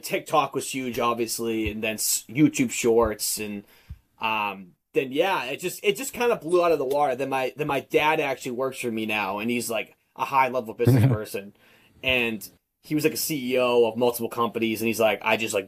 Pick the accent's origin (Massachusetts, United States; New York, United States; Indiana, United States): Massachusetts, United States; Boston; I'm from Massachusetts, Boston, a little bit north of Boston